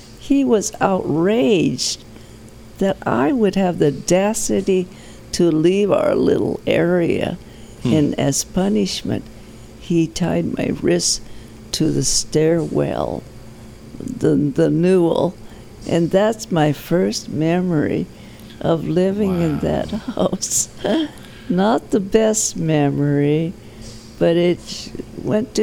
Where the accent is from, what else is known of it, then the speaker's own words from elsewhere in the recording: Seattle, Washington, United States; I was born in Seattle, Washington. I was born in the back of a Chinese hand laundry in the University District